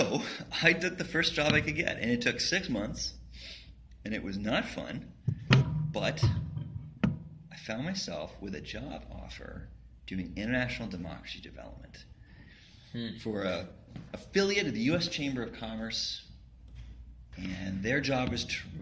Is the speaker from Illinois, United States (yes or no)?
no; Texas, United States; moved away as an adult; also born or lived in Scotland; I'm from Texas originally